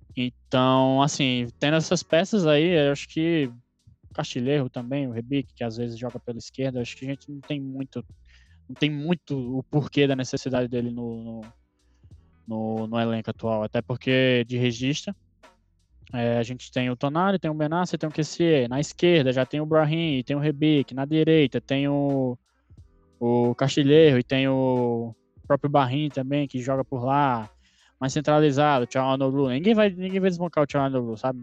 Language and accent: Portuguese; Brazil; eu sou brasileiro